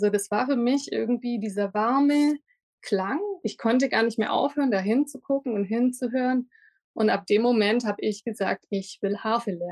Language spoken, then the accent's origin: German; Lindau, Bavaria, Germany; Ich komme aus Lindau am Bodensee und habe das große Glück, dass ich auch hier wieder leben darf.